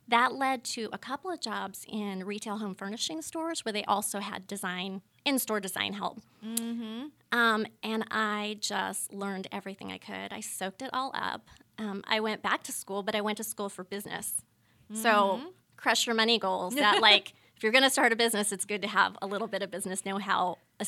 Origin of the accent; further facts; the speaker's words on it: California, United States; So juxtapose that backstory with like where I'm from. I'm from Northern California. I'm from wine country. So Sonoma County.